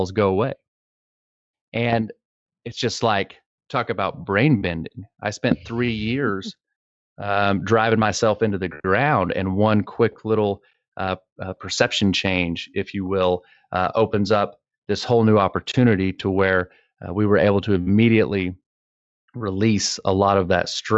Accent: Texas, United States; I am from Texas.

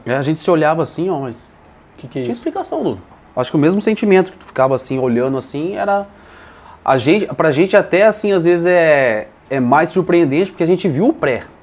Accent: Piracicaba, São Paulo, Brazil; also born or lived in Bahia; now in Porto Alegre, Brazil; Eu sou baiano, mas só no documento, né? Ah, é? Fui criado em Piracicaba, interior de São tá, Paulo

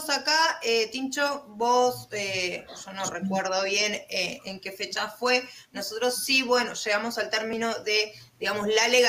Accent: Argentina; nosotros desde, bueno, acá muchos somos de Argentina y nosotros de Argentina como, como que estamos un poquito eh, atrasados en bastantes cosas

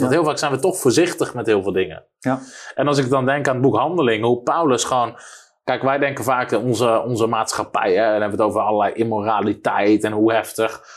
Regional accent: Netherlands

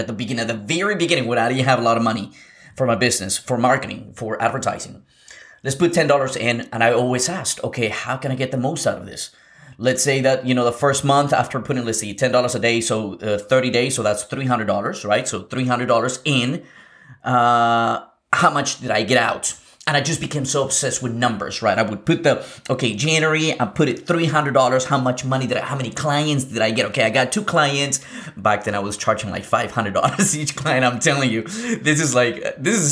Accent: Lima, Peru; moved away; I was born in South America. I was born in Lima, Peru.

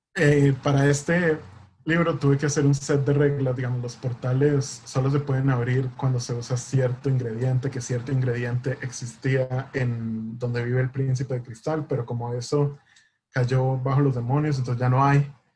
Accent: Costa Rica; nosotros como costarricenses

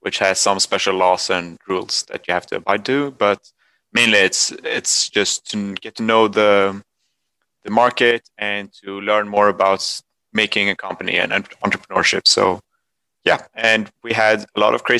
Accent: Sweden; I'm from Sweden too

